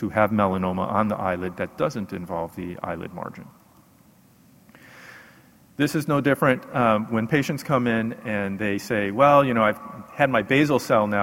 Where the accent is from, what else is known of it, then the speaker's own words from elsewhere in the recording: Houston, Texas, United States; I'm from Houston, Texas